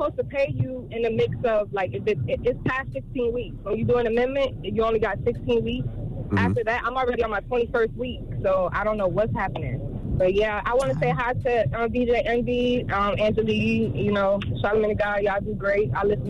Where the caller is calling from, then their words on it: Miami, Florida, United States; And we're calling from Miami.